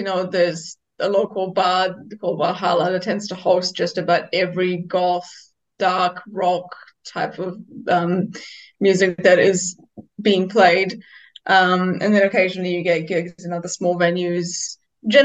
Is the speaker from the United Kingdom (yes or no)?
no; Kranj, Slovenia; moved away as an adult; also born or lived in Wellington, New Zealand; my hometown, which is called Kran, absolutely tiny. It's like I can only just barely call it a town. It's kind of just above a village. It doesn't really seem to have an alternative scene.